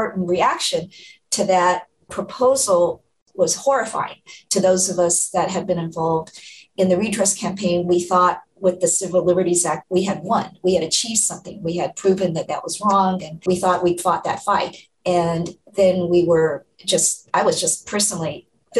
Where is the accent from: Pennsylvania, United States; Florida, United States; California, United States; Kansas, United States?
California, United States; Orange County; I grew up in Orange County.